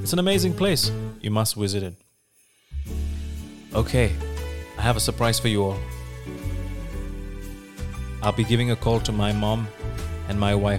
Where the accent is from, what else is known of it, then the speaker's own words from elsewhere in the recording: Bethal Bathim, Goa, India; moved away as an adult; now in United Arab Emirates; I'm from India. I come from Bethal Bathim, a small village in South Goa known for its beautiful church, sunset beach, restaurants, good people, and the culture. But I currently stay here in UAE.